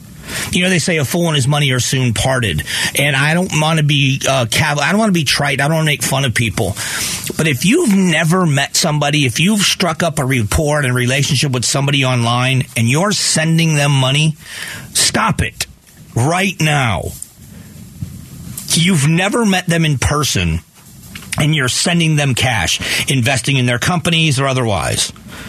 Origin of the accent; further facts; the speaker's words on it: Southwest Florida, United States; now in Arizona, United States; I grew up in Southwest Florida.